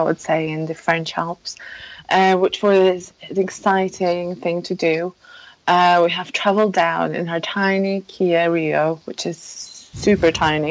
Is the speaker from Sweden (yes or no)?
no; Poland; English is a second language; moved away; I, I ah. come come originally from Poland, so um, please forgive me for any mispronunciations or uh, bad English grammar, um, because that's uh, that's not my native language.